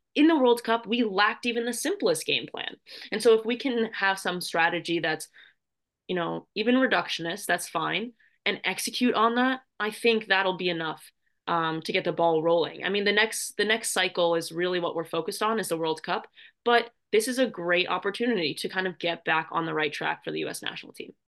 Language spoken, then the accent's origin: English; United States; it's my home country.